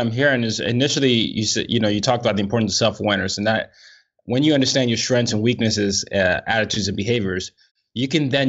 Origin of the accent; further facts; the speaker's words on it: Nigeria; I was initially told that therapists were only for Americans, you know, or people in the West, and I'm Nigerian.